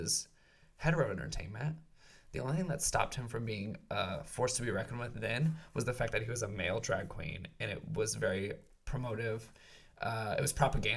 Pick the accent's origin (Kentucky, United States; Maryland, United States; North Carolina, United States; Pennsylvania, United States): Kentucky, United States; I grew up in Kentucky, wasn't really exposed to drag queens